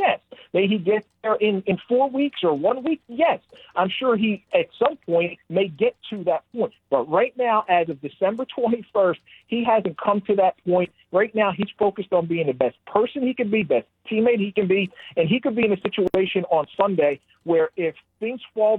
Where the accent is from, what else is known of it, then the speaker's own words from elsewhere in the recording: Philadelphia, Pennsylvania, United States; I grew up in the Randall Cunningham era, and that was my guy growing up as a kid in Philly.